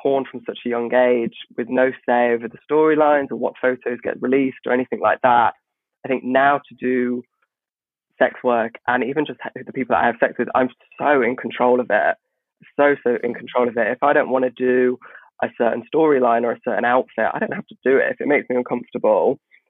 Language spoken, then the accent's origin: English; Midlands, United Kingdom; oh, I'm from the Midlands. So I come from this village where, you know, I went to a Church of England